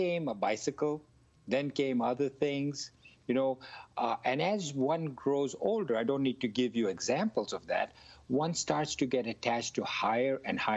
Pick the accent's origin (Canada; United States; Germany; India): India; I grew up in India